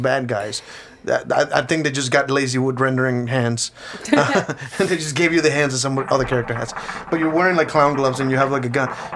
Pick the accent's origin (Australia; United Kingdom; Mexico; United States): Mexico; first language Spanish; English is a second language; moved away; I'm from Mexico